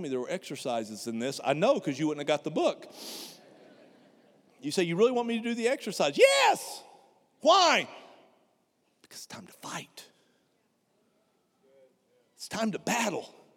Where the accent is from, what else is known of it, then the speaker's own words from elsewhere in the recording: United States; I'm an American. We don't do metric